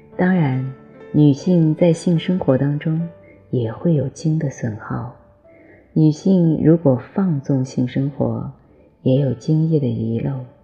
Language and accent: Chinese; China; 我们中国人